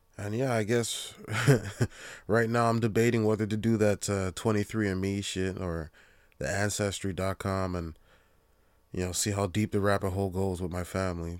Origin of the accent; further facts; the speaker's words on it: Jamaica; being Jamaican, Um, pretty much, I'd say ninety percent of my family is Christian